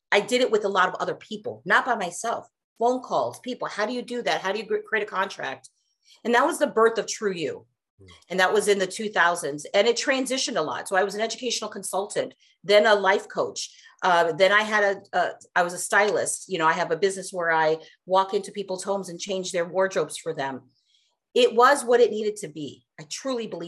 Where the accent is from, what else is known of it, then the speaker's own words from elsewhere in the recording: India; now in United States; I was born in India. Once upon a time, long time ago. And my family and I, I'm the youngest of four, we immigrated to the States